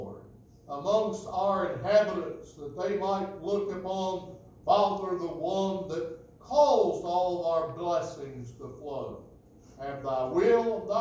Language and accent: English; United States; It was a miracle of God and a gift of God that I was born here. I could have been born any place in the world, but I was born here. I'm an American.